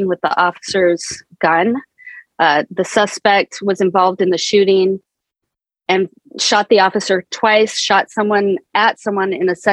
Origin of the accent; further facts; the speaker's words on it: Placerville, California, United States; moved away as an adult; also born or lived in Sacramento / Boston / New York City; now in Port Jefferson, United States; I'm from California. I was born and raised there. I grew up in Placerville